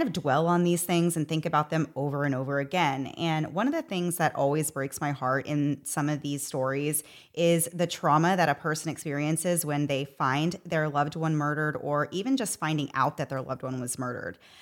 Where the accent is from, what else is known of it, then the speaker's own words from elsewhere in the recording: United States; As an American